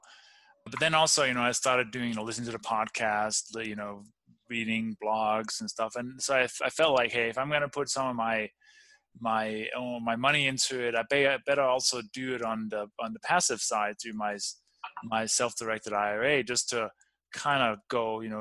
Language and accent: English; Denmark; born or raised there; English is a second language; moved away; also born or lived in Copenhagen